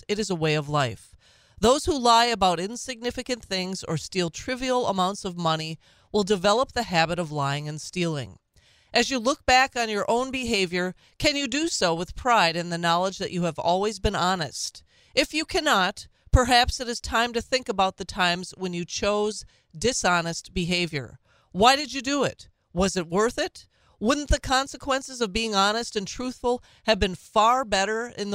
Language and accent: English; Minnesota, United States; now in Wisconsin, United States; my home state